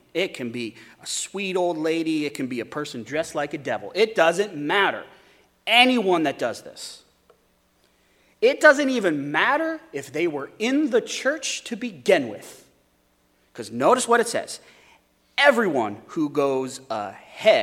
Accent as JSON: {"language": "English", "region": "Wyoming", "country": "United States", "tie": "born or raised there", "said": "Growing up in Wyoming, there's a lot of sheep"}